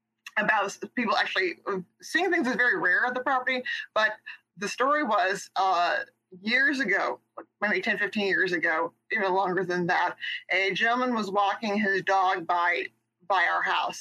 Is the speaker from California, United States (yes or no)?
yes; San Diego, California, United States; moved away as an adult; now in Virginia, United States; I currently live in Virginia, but I'm originally was born and raised in San Diego, California.